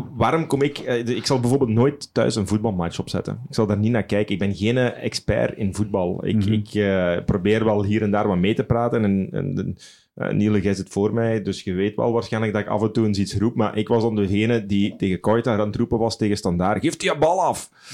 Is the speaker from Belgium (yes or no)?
yes; Sint-Truiden, Flanders, Belgium; moved away; Ik, ik hou van mijn stad. Ik, ik, woon er al, al, al, heel veel jaren niet meer, maar als ik naar Sint-Truiden kom, dat is voor mij thuiskomen